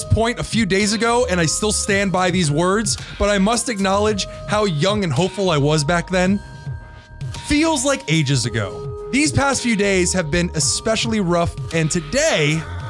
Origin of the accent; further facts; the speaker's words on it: United States; As an American